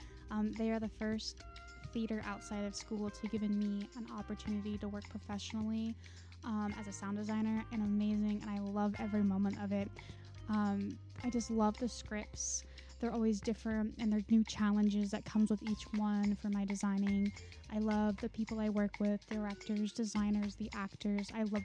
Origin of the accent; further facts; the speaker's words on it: Cave Creek, Arizona, United States; moved away as an adult; now in Las Vegas, United States; I'm originally from Cape Creek, Arizona, and I moved out to Las Vegas 2 years ago.